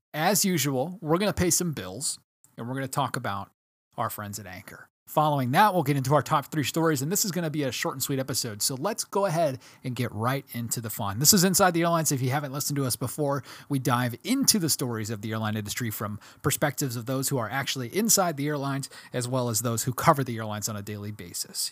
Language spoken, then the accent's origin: English; Milwaukee, Wisconsin, United States; From my hometown of Milwaukee, Wisconsin